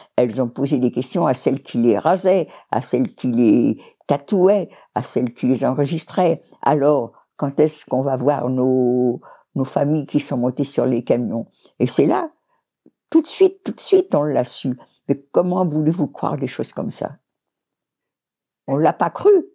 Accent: France; On est tous français

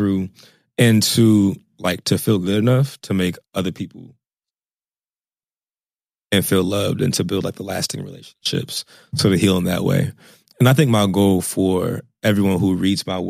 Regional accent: suburbs of Virginia, United States; I'm from the suburbs of Virginia

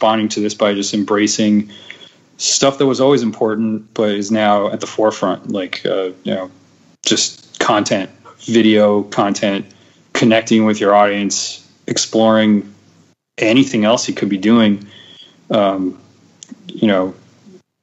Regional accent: New Jersey, United States; now in Philadelphia, United States; I'm from Jersey

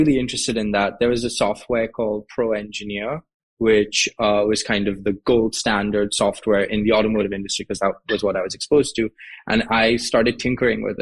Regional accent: Mumbai, Maharashtra, India; moved away as an adult; So I grew up in Mumbai in India. I was in Mumbai until I basically went to college

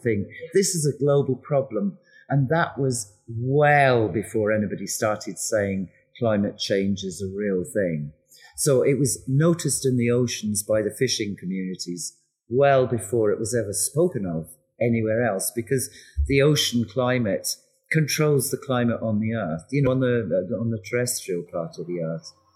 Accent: west coast of Scotland, United Kingdom; moved away; I'm a Scot. I was born and raised on the west coast of Scotland

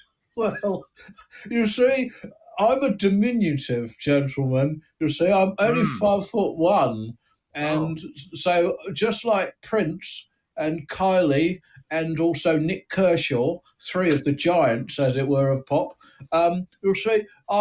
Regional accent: London, United Kingdom; born there; accent: Cockney; the Bow Bells when I was born. That was the first thing I heard. And that makes me a Cockney, but, I'm always Cockney in my heart.

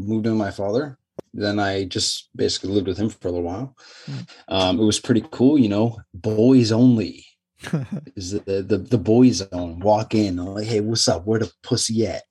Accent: Toronto, Ontario, Canada; moved away as an adult; also born or lived in China; I grew up in Scarborough, Ontario

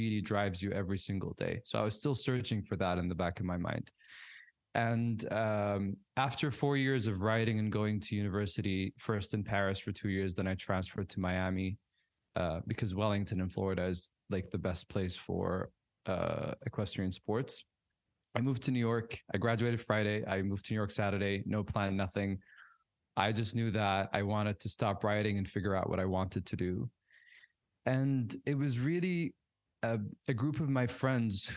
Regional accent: Riyadh, Riyadh Province, Saudi Arabia; I grew up in Riyadh, but I traveled a lot with my family

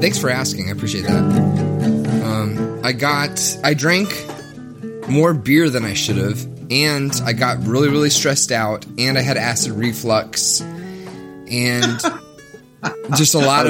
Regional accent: the South, United States; now in Minneapolis, United States; I'm from the South. So, like, being in Minneapolis is, for me, like a crazy change of pace.

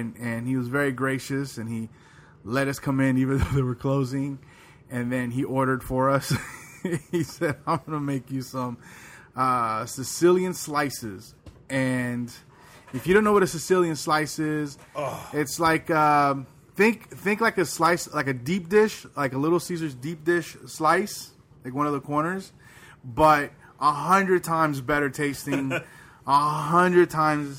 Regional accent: Georgia, United States; also born or lived in Puerto Rico; I was born in Puerto Rico, but I've grown up in Georgia my whole life

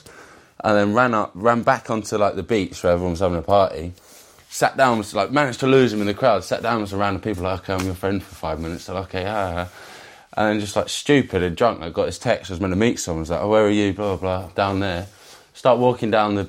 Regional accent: England, United Kingdom; as an Englishman being there

